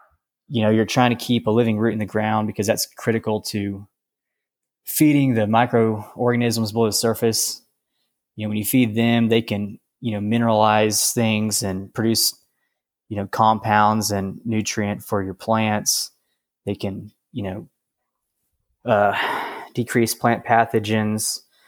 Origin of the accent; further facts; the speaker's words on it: Lubbock, Texas, United States; now in Roscoe, United States; Well, I am a cotton farmer in Roscoe, Texas, and I didn't grow up on the farm. I grew up in Lubbock, actually, and my parents weren't involved in ag